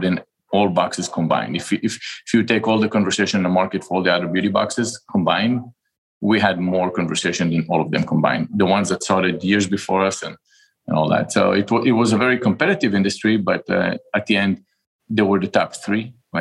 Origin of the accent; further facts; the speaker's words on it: Israel; moved away as an adult; now in United States; I'm from Israel. And when I finished the military service, I came down here to the United States and I went to business school